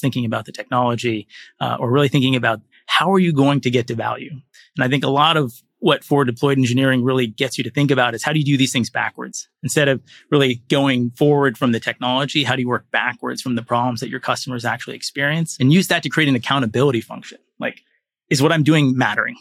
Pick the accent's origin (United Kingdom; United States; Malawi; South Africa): United States; Florida; moved away as an adult; also born or lived in Nigeria / Silicon Valley; I grew up in Florida